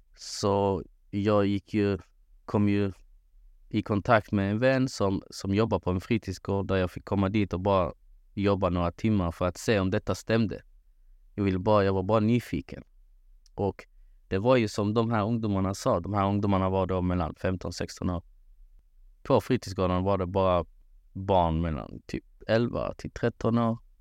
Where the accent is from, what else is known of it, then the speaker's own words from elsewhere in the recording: Malmö, Skåne, Sweden; moved away as an adult; now in Kristianstad, Sweden; född och uppvuxen i Malmö